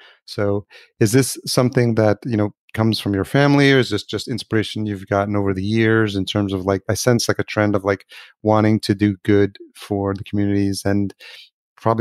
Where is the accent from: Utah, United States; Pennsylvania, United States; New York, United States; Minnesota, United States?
New York, United States; Yonkers; also born or lived in Greenpoint, Brooklyn / Lower East Side, Manhattan / Los Angeles; now in Minneapolis, United States; I live in Minneapolis now, but I grew up in Yonkers in New York, and I've lived